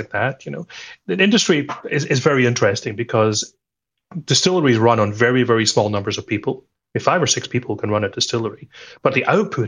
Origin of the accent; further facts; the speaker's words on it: Scotland, United Kingdom; I'm Scottish.